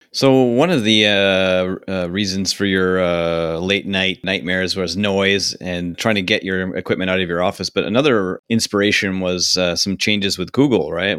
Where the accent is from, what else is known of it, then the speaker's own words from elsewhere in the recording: Canada; I'm Canadian